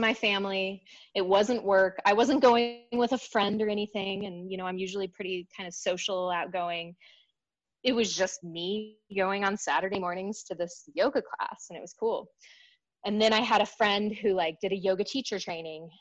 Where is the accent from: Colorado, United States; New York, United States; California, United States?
Colorado, United States; Denver; moved away as an adult; I moved away from Denver, you know, to go to college